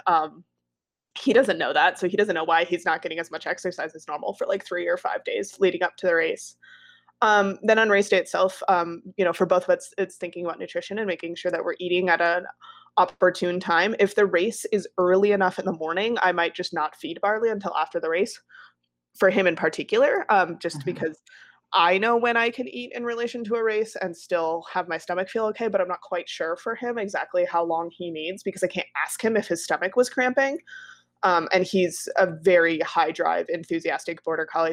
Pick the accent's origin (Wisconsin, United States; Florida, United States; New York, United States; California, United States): Wisconsin, United States; also born or lived in Colorado; I was born in Colorado and then raised in Wisconsin